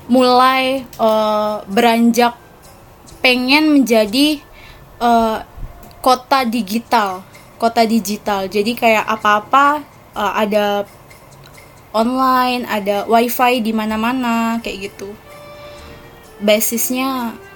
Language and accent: Indonesian; West Java, Indonesia; oh ya, ngomong-ngomong kalau di daerahku ini itu termasuk kabupaten terinovatif loh tahun 2019 jadi